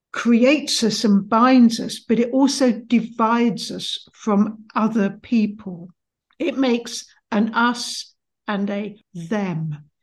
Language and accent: English; England, United Kingdom; Noting that I'm English